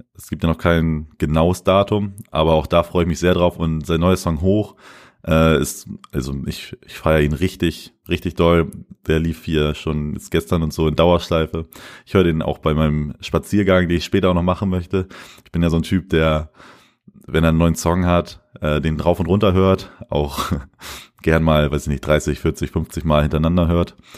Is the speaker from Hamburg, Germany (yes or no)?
no; Lemförde, Lower Saxony, Germany; moved away as an adult; in Lenförden, also in meiner Heimat